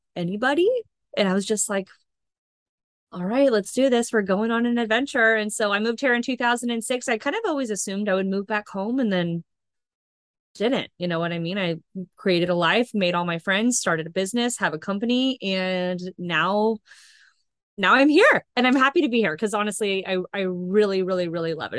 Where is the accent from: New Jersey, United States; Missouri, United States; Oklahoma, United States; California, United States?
California, United States; Northern; moved away as an adult; also born or lived in Rocklin, California; now in Long Beach, United States; I'm actually from Northern California